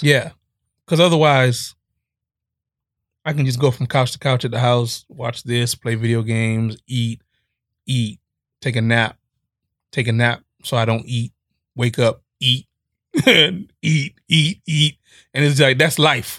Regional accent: Miami, Florida, United States; I'm from Miami

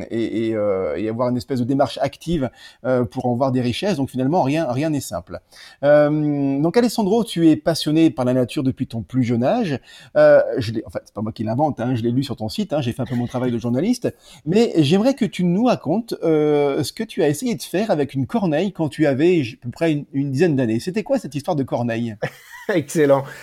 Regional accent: German-speaking Switzerland, Switzerland; Ben, en fait, pire encore, je suis suisse-allemand

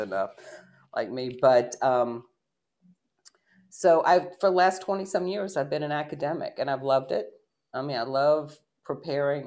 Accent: Shenandoah Valley, Virginia, United States; moved away as an adult; I grew up in the Shenandoah Valley of Virginia

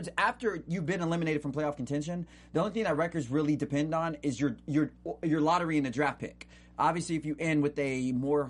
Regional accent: Stockton, California, United States; Stockton, my hometown.

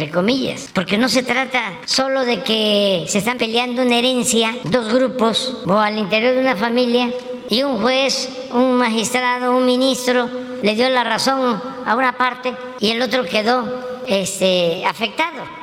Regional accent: Tabasco, Mexico; Yo soy de Tabasco y durante mi niñez pues solo cuando replicaban fuerte usaba zapatos

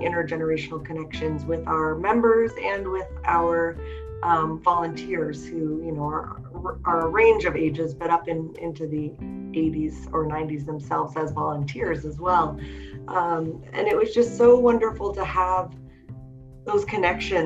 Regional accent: Pittsburgh, Pennsylvania, United States; moved away as an adult; now in Colorado, United States; I'm from Pittsburgh

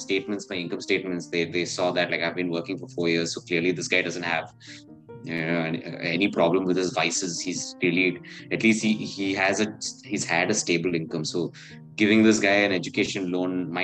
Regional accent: Chennai, Tamil Nadu, India; moved away as an adult; also born or lived in Bangalore / Bombay; I'm a Malayali, I grew up in Chennai

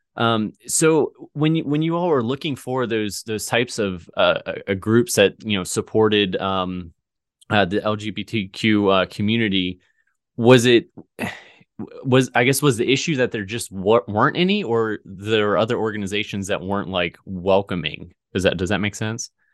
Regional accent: Virginia, United States; moved away as an adult; also born or lived in Missouri; I'm in, in Missouri now, but, you know, I grew up in Virginia in a very small town

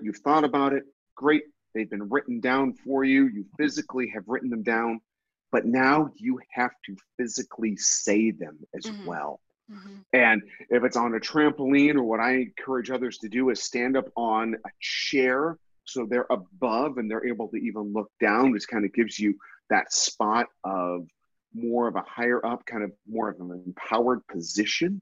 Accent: Minnesota, United States; I grew up in Minnesota

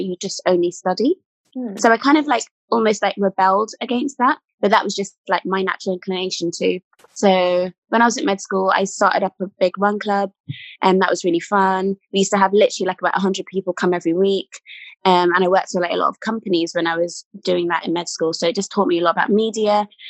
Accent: Hertfordshire, East of England, United Kingdom; I grew up in Hertfordshire

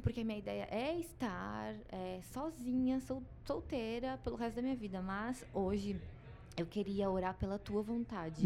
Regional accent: Gaúcha, Rio Grande do Sul, Brazil; moved away; eu sou gaúcha, sou psicóloga.

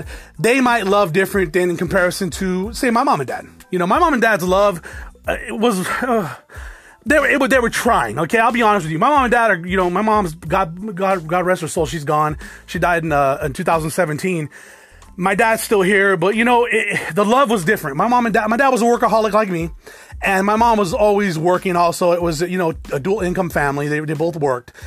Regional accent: South Tucson, Arizona, United States; Did grow up in South Tucson, predominantly Hispanic, but you know, I grew up in the hood.

